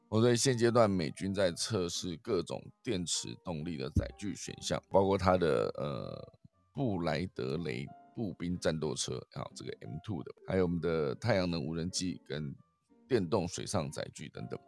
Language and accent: Chinese; Taiwan; 我们台湾人